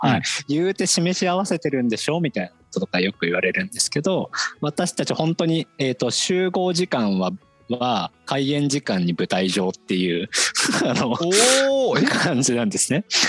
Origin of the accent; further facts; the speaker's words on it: Ichinomiya, Aichi, Japan; moved away as an adult; also born or lived in Tokyo; 僕出身は愛知県で、愛知県の尾張一宮っていうところが出身なんですけど